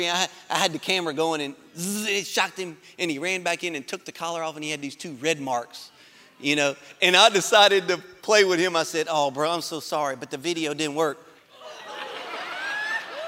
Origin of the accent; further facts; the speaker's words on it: Baker, Louisiana, United States; I grew up in Baker